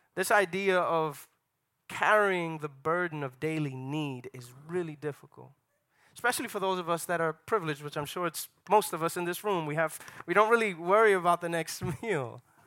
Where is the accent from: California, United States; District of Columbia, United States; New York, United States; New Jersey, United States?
New York, United States; New York City; moved away as an adult; now in Atlanta, United States; I grew up in New York City